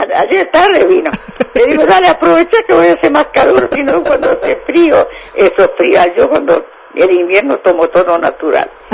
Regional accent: Josefina, Santa Fe, Argentina; moved away as an adult; now in María Juana, Argentina; Yo nací en Josefina, provincia de Santa Fe.

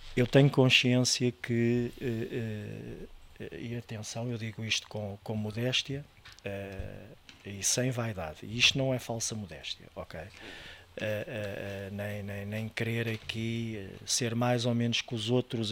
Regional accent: Estoril, Lisbon, Portugal; also born or lived in France / Bali; eu nasci em Lisboa, mas a família da parte da minha mãe foi toda nascida no Estoril e é toda dali

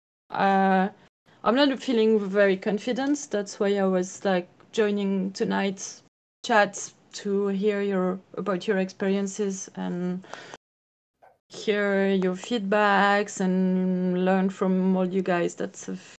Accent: France; I'm from France.

